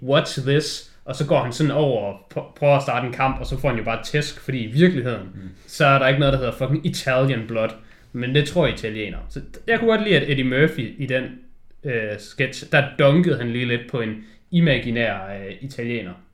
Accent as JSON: {"language": "Danish", "country": "Denmark", "said": "når du kommer derned som dansker"}